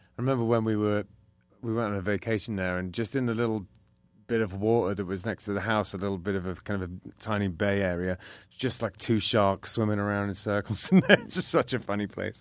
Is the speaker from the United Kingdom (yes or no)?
yes; England, United Kingdom; now in United States; I'm English